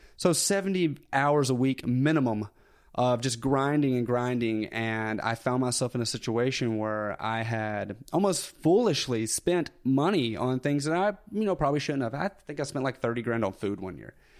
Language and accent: English; Tuscumbia, Alabama, United States; accent: Southern; I grew up in North Alabama, so super small town, uh, where Helen Keller was born, actually. So Tuscumbia, Alabama